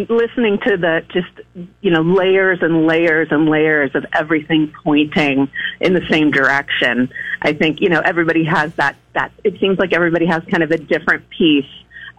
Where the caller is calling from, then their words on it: Napa, California, United States; from Napa.